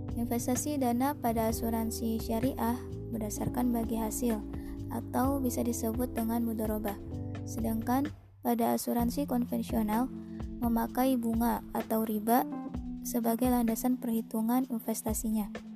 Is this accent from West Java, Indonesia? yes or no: yes; Parung, West Java, Indonesia; Saya berasal dari Parung, Bogor